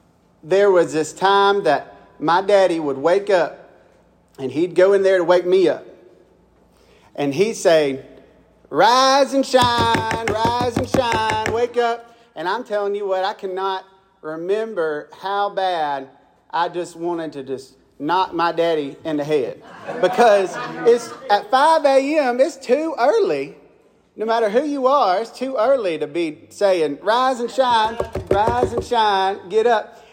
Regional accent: Mississippi, United States; I'm from Mississippi

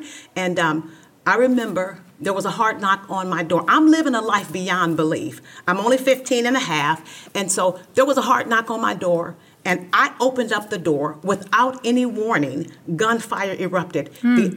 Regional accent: Los Angeles, California, United States; I grew up in South Central Los Angeles

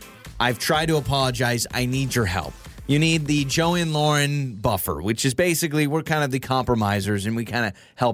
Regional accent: North Idaho, United States; moved away; I'm from North Idaho where there's bears all the time in the wild, and they show up to your back door

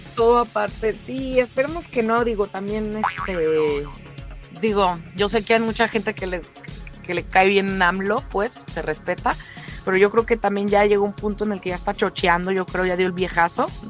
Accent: Mexico; queremos todos los mexicanos

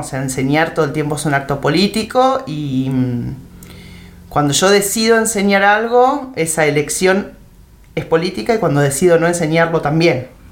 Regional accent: Temperley, Buenos Aires Province, Argentina; moved away as an adult; now in El Bolsón, Argentina; yo nací en Buenos Aires, en provincia de Buenos Aires, en em, Temperley. Em, me vine a vivir al Bolsón en el año 97

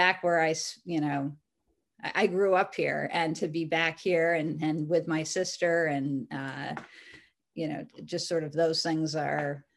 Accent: New England, United States; I grew up here in New England

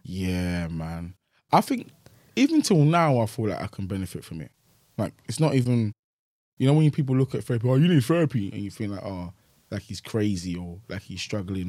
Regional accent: Nigeria; I'm from Nigeria

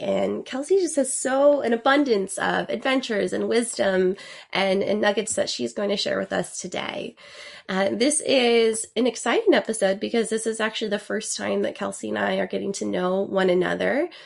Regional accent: Idaho, United States; I am from Idaho

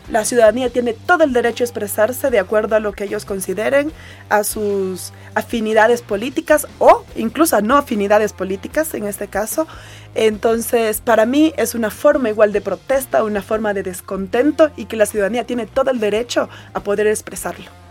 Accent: Esmeraldas, Ecuador; en Esmeraldas, en mi tierra

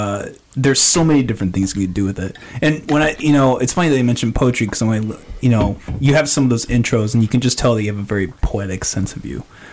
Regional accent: Orange City, Iowa, United States; I grew up in Orange City

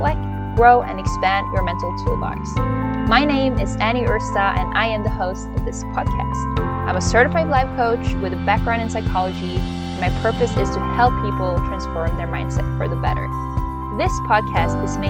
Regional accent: Norway; moved away as an adult; now in United States; I am originally from Norway. I moved to the US with my husband last year

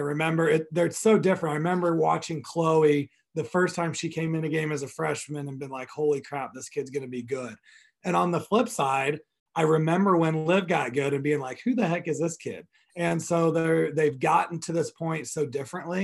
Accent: Kansas City, United States; moved away; I'm from Kansas City

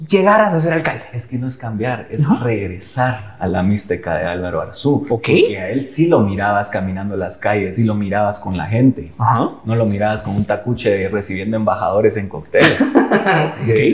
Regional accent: Guatemala; todos somos guatemaltecos

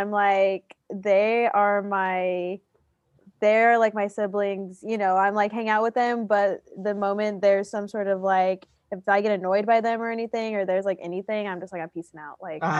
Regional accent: Houston, Texas, United States; moved away as an adult; now in San Marcos, United States; I am from Houston, Texas, born and raised.

